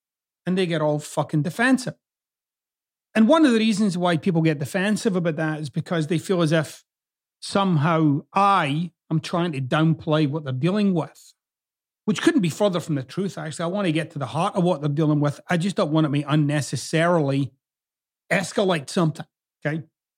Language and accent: English; Scotland, United Kingdom; now in United States; you'll notice I've kind of got two accents. I'm originally from Scotland, but I've lived here in the US for 27 years now, or approaching 27 years.